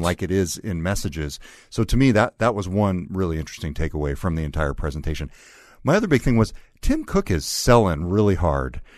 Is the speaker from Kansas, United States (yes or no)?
no; California, United States; accent: California; my original California accent